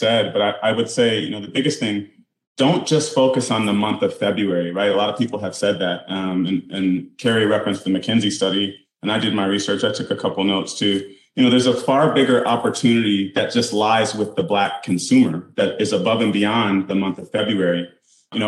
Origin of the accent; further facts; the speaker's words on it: Detroit, Michigan, United States; I grew up in the suburbs of Detroit